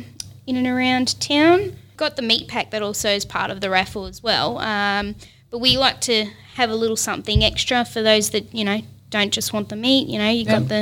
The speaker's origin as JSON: {"language": "English", "country": "Australia", "tie": "born or raised there", "said": "While I was born in Australia, my background is Italian. Mm. My grandparents migrated here."}